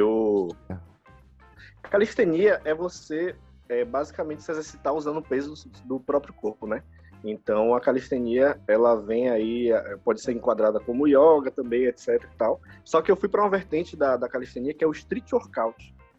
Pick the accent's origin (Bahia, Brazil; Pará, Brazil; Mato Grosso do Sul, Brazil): Bahia, Brazil; Salvador; eu nasci aqui em Salvador, vivi minha vida toda aqui